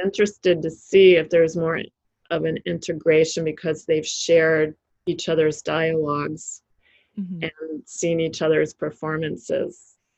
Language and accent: English; United States; as an American